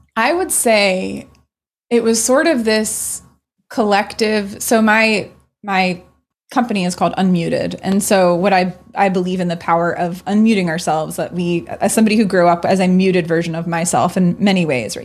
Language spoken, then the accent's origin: English; Maryland, United States; growing up in Maryland